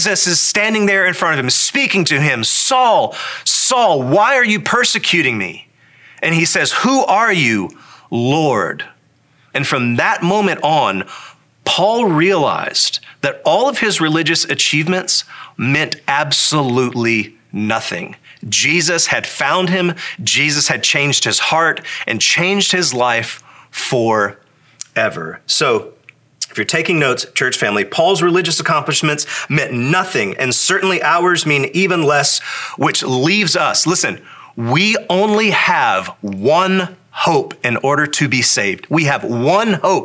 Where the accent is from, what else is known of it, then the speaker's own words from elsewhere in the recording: the Bible Belt, United States; So born a red-blooded American, raised in the Bible Belt